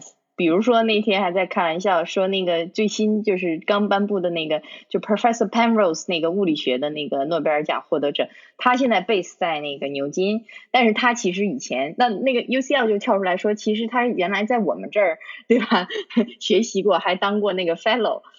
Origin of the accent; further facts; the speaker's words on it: China; now in United Kingdom; 比如说，就像你我他，我们其实是中国人，我们在中国长大的。